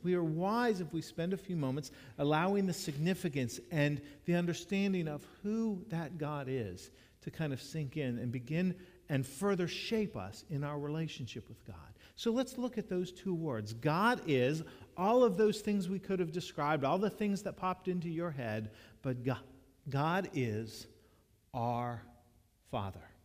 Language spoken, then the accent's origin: English; Jacksonville, United States; moved away; When I was growing up in Jacksonville, when dad served Main Street United Methodist Church from the years I was in the first grade to the seventh grade